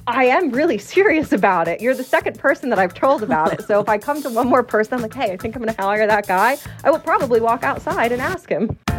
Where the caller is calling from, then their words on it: Las Vegas, Nevada, United States; I'm calling from Las Vegas, Nevada, where I own a commercial cabinet company